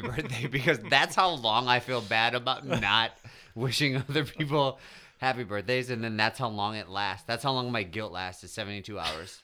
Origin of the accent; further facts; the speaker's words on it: United States; as an American